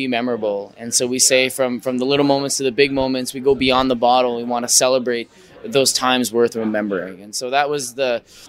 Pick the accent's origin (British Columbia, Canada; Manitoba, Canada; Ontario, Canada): Manitoba, Canada; we're from Manitoba